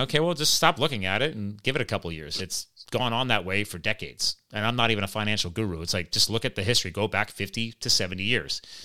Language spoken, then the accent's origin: English; New Jersey, United States; now in Pennsylvania, United States; I was born in Jersey